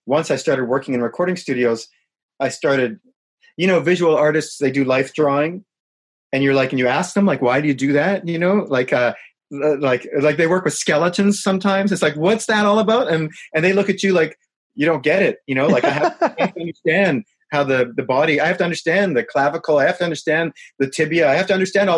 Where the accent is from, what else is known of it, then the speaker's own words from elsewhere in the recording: Winnipeg, Manitoba, Canada; moved away as an adult; I'm from Winnipeg